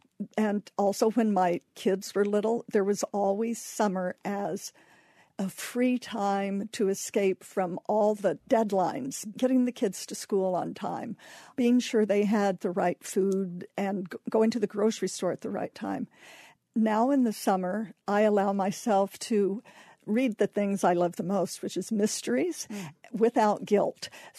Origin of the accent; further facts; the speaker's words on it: Kansas, United States; moved away; I grew up in Kansas, and let me tell you, in the summer, it is hot.